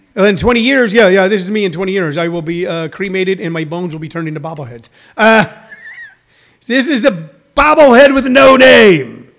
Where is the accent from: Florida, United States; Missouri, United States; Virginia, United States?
Missouri, United States; House Springs; the cool thing about people from House Springs, Missouri is we know how to make something out of nothing